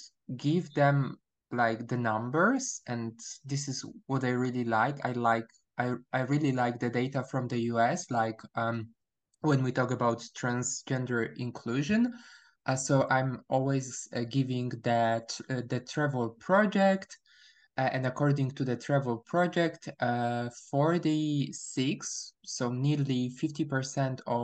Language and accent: English; Poland; English is a second language; also born or lived in Warsaw, Poland; I'm from Poland, or I prefer to say I was born in Poland, but my nationality is Polish.